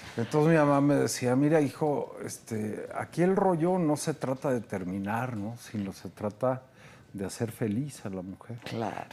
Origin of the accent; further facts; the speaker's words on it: Mexico; como mexicanos